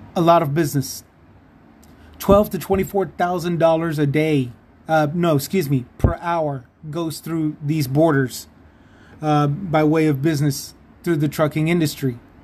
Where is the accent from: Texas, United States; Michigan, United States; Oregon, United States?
Texas, United States; San Antonio; just outside of san antonio my hometown